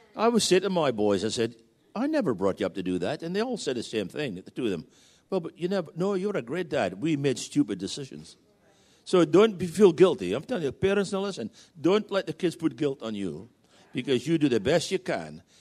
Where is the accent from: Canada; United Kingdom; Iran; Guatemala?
United Kingdom; moved away as an adult; now in Virginia Beach, United States; we're still British citizens